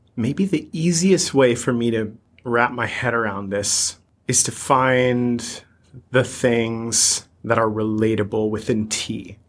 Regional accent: United States; coming to you as an American

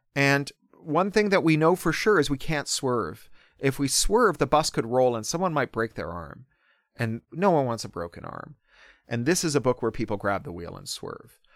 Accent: Toronto, Ontario, Canada; born or raised there

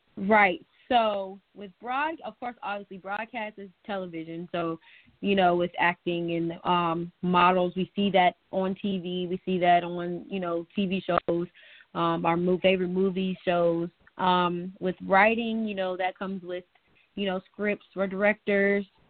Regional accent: Gaithersburg, Maryland, United States; moved away as an adult; also born or lived in North Carolina; I am a Maryland native. I grew up in Gaithersburg, Maryland

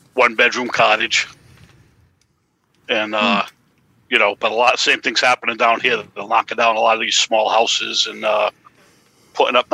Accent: Westport, Massachusetts, United States; accent: Boston; also born or lived in Swansea, Massachusetts; I grew up in Westport.

